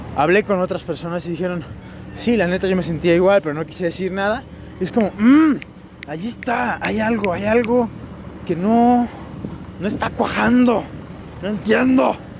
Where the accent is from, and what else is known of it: Mexico